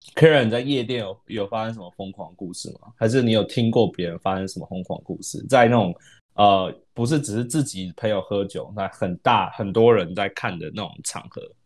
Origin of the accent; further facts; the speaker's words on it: Taiwan; moved away; also born or lived in United States; 我是台湾人，但我之前在美国